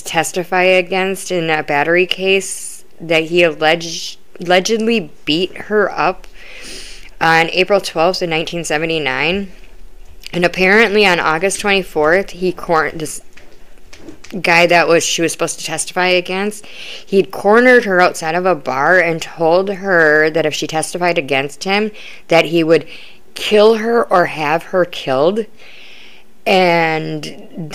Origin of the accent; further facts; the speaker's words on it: Wisconsin, United States; I'm from Wisconsin